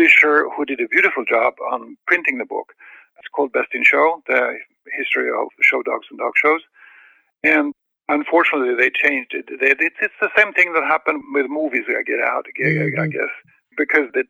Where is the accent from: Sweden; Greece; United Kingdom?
Sweden; English is a second language; moved away as an adult; now in California, United States; I was born in Sweden. I was brought up there, and I was involved in dogs for 20 years there. And I moved to this country in California in 1980